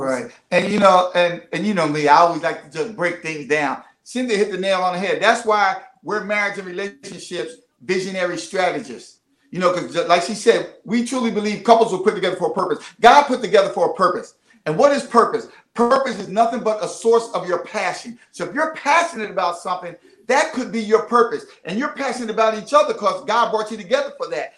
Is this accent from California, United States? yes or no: no; Philadelphia, Pennsylvania, United States; I'm from the city of brotherly love and sisterly affection